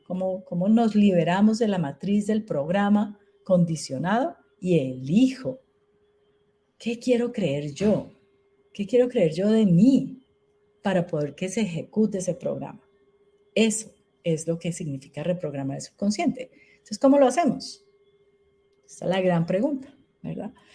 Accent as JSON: {"language": "Spanish", "country": "Colombia", "said": "En Colombia"}